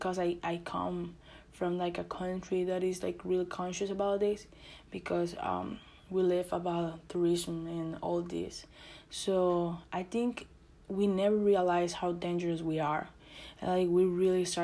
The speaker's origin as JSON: {"language": "English", "country": "Costa Rica", "second_language": "English", "moved": "as an adult", "lives_now": "United States", "said": "I'm from Costa Rica"}